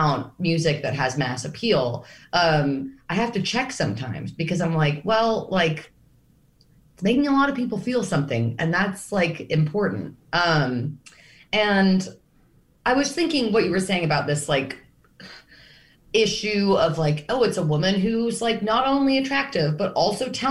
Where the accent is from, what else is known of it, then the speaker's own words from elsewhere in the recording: New York, United States; a New Yorker